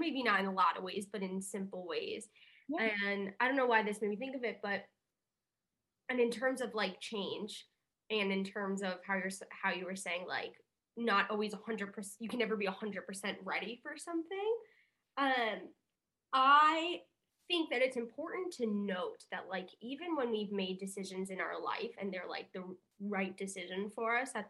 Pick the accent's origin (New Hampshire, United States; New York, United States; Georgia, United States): New York, United States; moved away as an adult; now in Los Angeles, United States; I grew up in New York. Like I've spent my whole life in New York